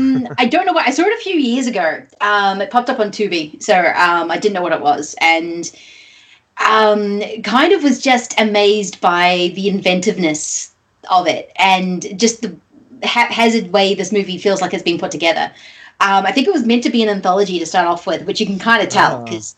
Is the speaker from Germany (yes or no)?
no; Australia; born or raised there